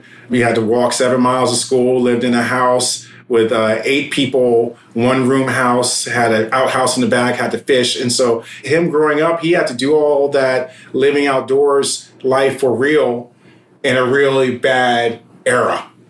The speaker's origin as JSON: {"language": "English", "country": "United States", "said": "we as a people in America, as African Americans"}